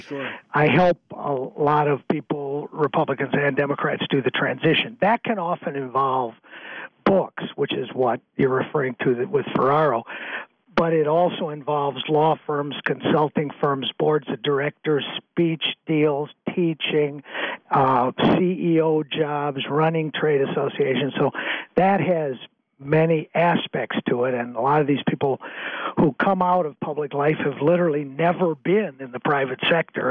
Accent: Waukegan, Illinois, United States; moved away as an adult; also born or lived in Madison, Wisconsin; growing up in Waukegan

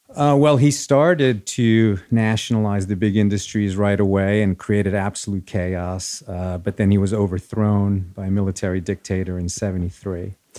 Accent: Rockland County, New York, United States; born or raised there; first language Spanish; English is a second language; also born or lived in Chile / Riverdale; now in Los Angeles, United States

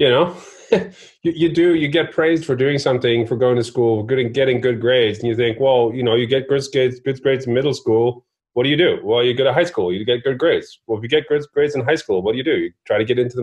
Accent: Norway; I grew up in Norway

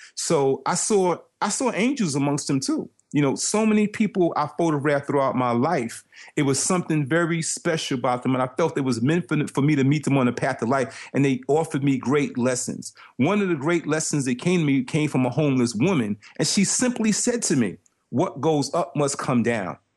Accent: New York City, New York, United States; growing up in Brooklyn

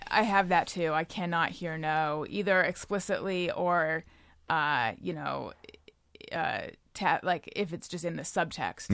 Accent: California, United States; moved away; also born or lived in New York; I'm from California originally, but I was living in New York for, uh, eight and a half years

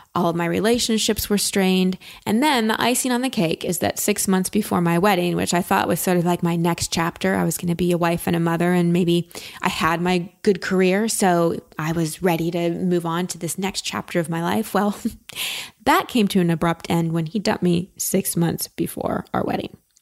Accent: Texas, United States; I'm from Texas and hair's a big thing there

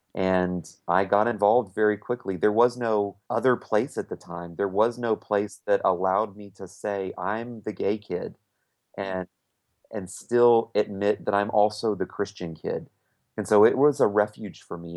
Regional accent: Winter Park, Florida, United States; we live in my hometown, um, Winter Park, Florida

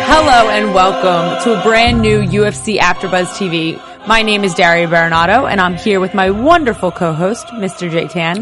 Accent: New Jersey, United States; moved away; I'm from New Jersey

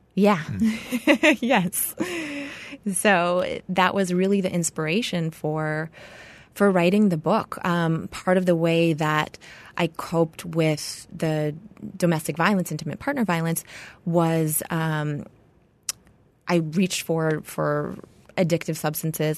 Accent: Hawaii, United States; I was born and raised in Hawaii

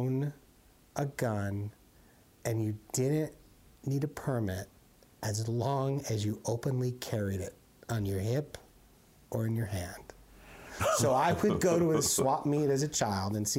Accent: Arizona, United States; I grew up in Arizona.

